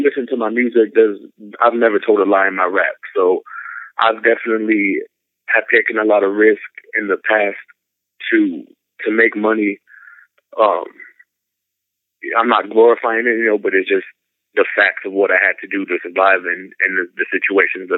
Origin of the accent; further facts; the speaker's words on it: San Antonio, Texas, United States; I grew up in San Antonio, Texas.